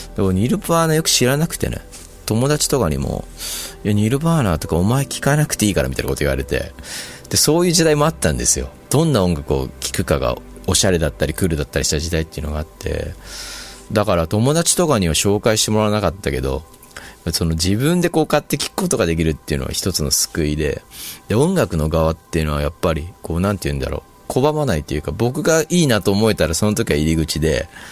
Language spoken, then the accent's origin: Japanese; Shizuoka, Japan; 僕田舎の出身だったんで